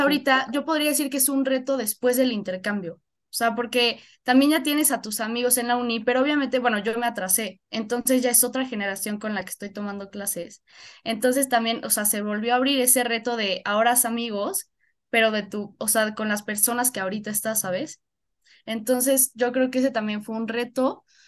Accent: Puebla, Mexico; yo soy de Puebla, nací aquí en Puebla

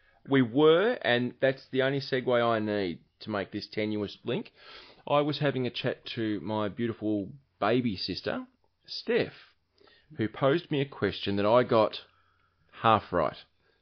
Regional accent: New York, United States; It's like I'm from New York. I just can't talk like that.

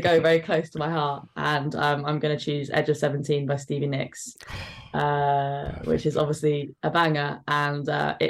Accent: London, United Kingdom; it's my home. I grew up here. I love it.

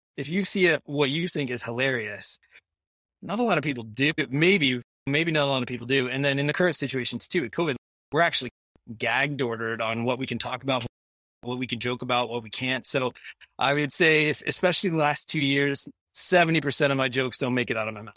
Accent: Iowa, United States; moved away as an adult; now in Ajax, Canada; I'm an American. I was born in Iowa

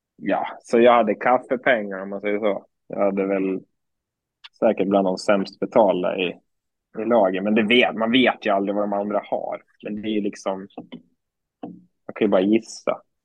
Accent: Surahammar, Västmanland, Sweden; also born or lived in Falun

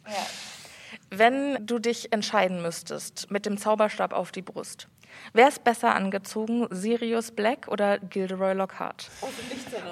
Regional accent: south of Frankfurt, Hesse, Germany; Wir kommen aus Hessen.

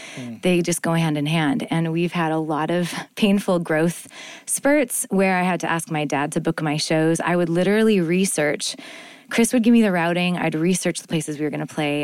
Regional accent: Winnipeg, Manitoba, Canada; Winnipeg, I'm from Canada.

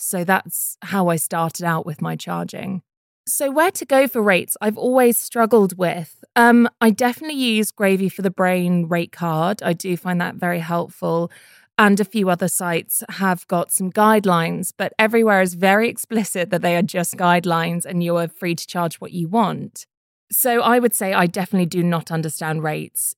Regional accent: United Kingdom; I'm a British voiceover artist

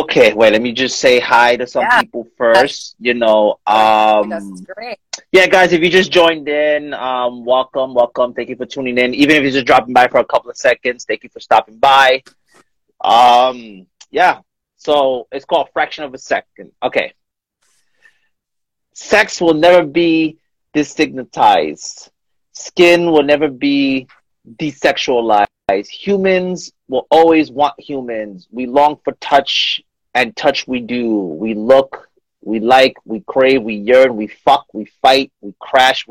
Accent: New York, United States; moved away; I'm originally from New York

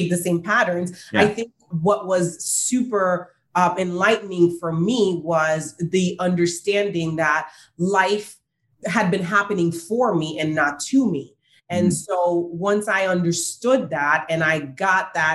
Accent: Haiti; moved away; I grew up in Haiti

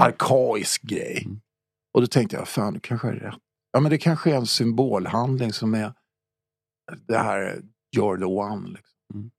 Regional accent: Stockholm, Stockholm County, Sweden; also born or lived in Högdalen; min uppväxt var i Farsta

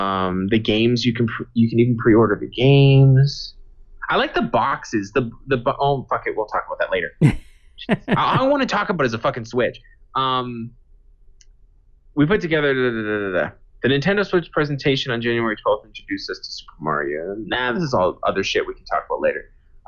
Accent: Boston, Massachusetts, United States; Just because I'm from Boston, so I'm supposed to like this team.

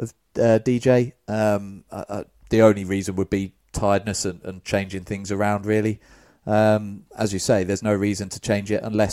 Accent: Cambridge, East of England, United Kingdom; when I was growing up in Cambridge

